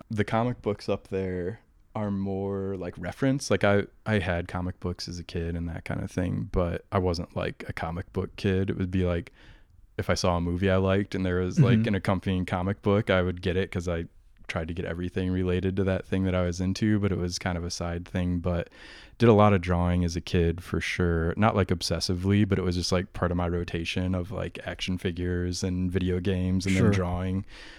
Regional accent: Iowa, United States; No, I'm from Iowa, right on the Iowa-Illinois border on the Mississippi.

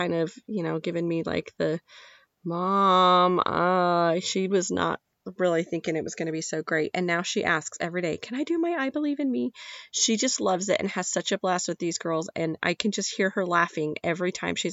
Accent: Nevada, United States; I'm from Nevada

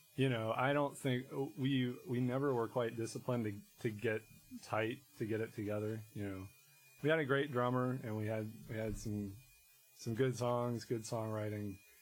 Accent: Harrisonburg, Virginia, United States; moved away as an adult; also born or lived in Boston; So I grew up in Harrisonburg, Virginia, in the Shenandoah Valley

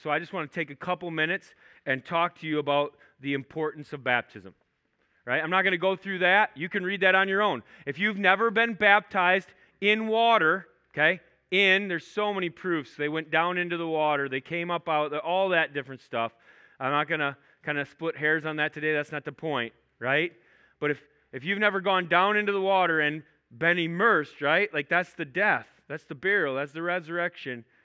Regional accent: Minnesota, United States; I'm not from Canada. I'm from Minnesota

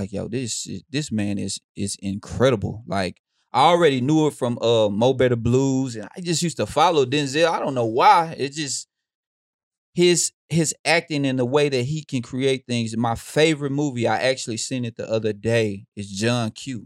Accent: Houston, Texas, United States; I grew up in Houston

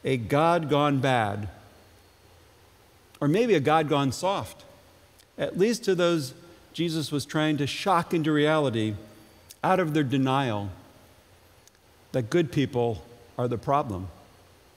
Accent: Ledyard, Connecticut, United States; moved away; growing up in Ledyard

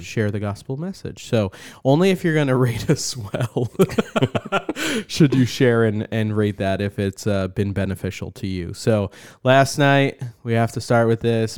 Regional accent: United States; as an American

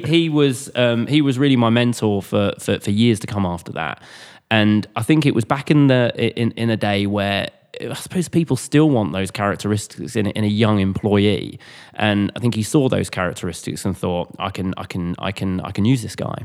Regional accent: Cambridge, East of England, United Kingdom; moved away as an adult; also born or lived in Southampton / London; I was from Cambridge. I was from a, you know, a, a countryside area.

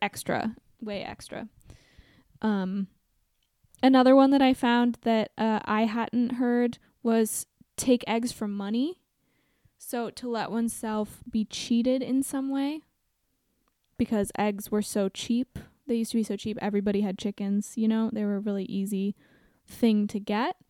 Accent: Portland, Oregon, United States; I grew up in Portland, Oregon

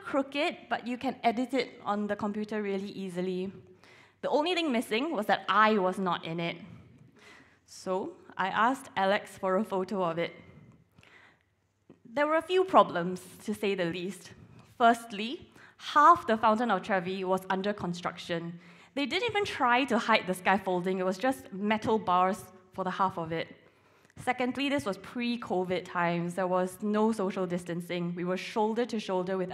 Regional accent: Singapore; moved away as an adult; now in Sheffield, United Kingdom; I'm originally from Singapore

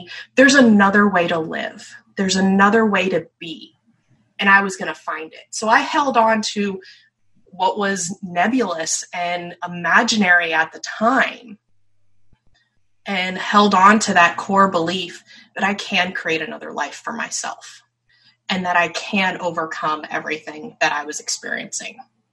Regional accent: north of Philadelphia, eastern Pennsylvania, United States; I grew up in eastern Pennsylvania, north of Philadelphia

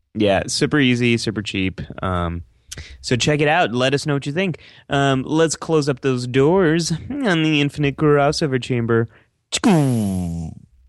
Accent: San Francisco Bay Area, California, United States; I grew up in the San Francisco Bay

